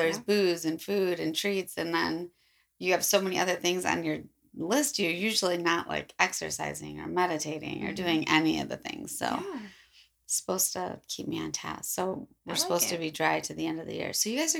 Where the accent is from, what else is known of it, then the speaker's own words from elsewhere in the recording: near Palatine, Illinois, United States; it's very close to my hometown. And a portion of the story happens literally across the street from one of the houses I lived in.